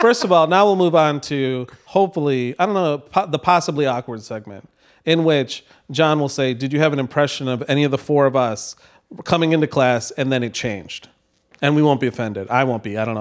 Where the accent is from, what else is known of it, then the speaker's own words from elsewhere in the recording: Novi, Michigan, United States; grew up in Novi